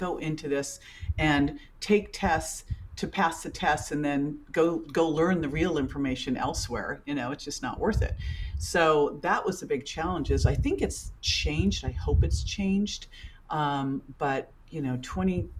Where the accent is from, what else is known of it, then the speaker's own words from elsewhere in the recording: Berkeley, California, United States; I grew up in Berkeley, so it's kind of hippie farm to table